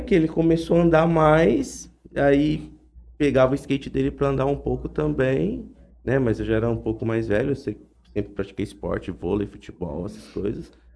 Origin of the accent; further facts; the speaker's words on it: Jales, São Paulo, Brazil; also born or lived in Japan; eu sempre nasci, cresci em Jales